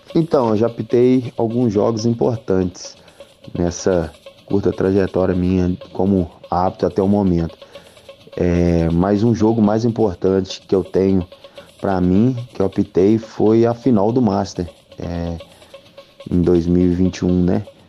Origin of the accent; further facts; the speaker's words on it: Belo Horizonte, Minas Gerais, Brazil; now in São João del-Rei, Brazil; eu sou de Belo Horizonte